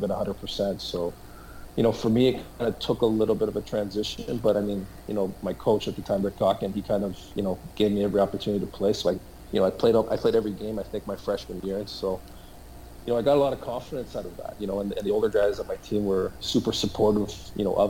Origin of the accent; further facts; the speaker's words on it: Toronto, Ontario, Canada; also born or lived in New Haven, Connecticut; being an American and growing up in Canada, I always kind of wanted to kind of come back to the U.S.